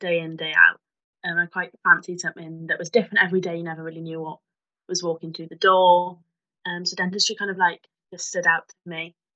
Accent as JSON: {"language": "English", "town": "Cardiff", "region": "Wales", "country": "United Kingdom", "said": "I'm from Cardiff originally"}